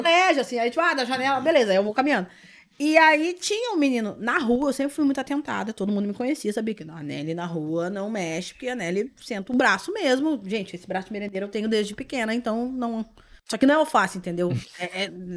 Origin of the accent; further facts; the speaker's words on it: Porto Alegre, Rio Grande do Sul, Brazil; Já daqui mesmo, Porto. Sou, sou de Porto Alegre